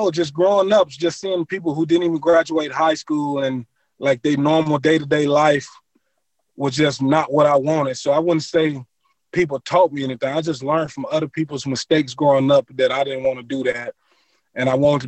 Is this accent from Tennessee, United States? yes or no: no; Cortland, Mississippi, United States; moved away as an adult; also born or lived in Lincoln, Nebraska; back in my hometown